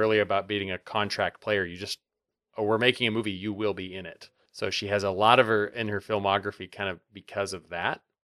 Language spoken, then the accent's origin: English; Montana, United States; also born or lived in Bozeman, Montana / Helena, Montana; I grew up in Montana, and I lived in Bozeman and in Helena